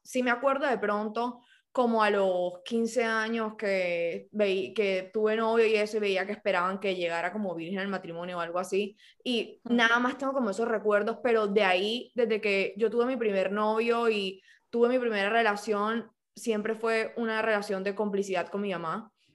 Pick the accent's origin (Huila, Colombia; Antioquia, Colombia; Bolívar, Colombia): Bolívar, Colombia; Cartagena; Yo me crié en Cartagena